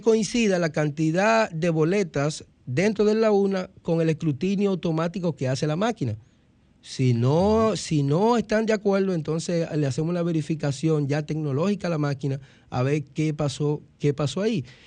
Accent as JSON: {"language": "Spanish", "country": "Dominican Republic", "said": "nosotros como dominicanos"}